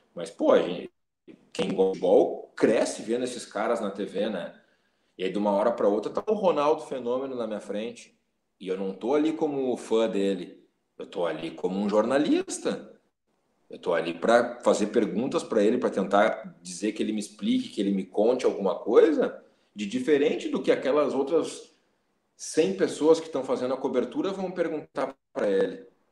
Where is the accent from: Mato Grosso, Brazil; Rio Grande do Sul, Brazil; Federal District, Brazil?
Rio Grande do Sul, Brazil; Porto Alegre; eu nasci em Porto Alegre, morei basicamente toda a minha vida aqui, depois morei um tempo fora, fui, fui estudar fora, voltei